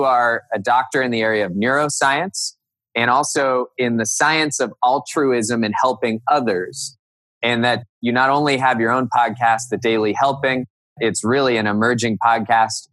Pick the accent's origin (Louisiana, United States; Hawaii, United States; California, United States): California, United States; Cupertino; moved away as an adult; also born or lived in Northern Virginia; now in Hudson, United States; I grew up in Cupertino, California.